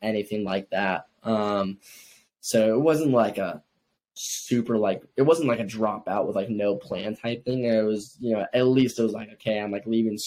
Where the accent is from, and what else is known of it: Ohio, United States; born or raised there; now in Miami, United States